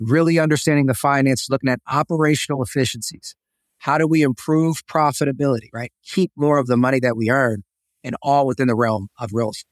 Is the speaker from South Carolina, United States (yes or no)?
no; Texas, United States; moved away as an adult; I am originally from Texas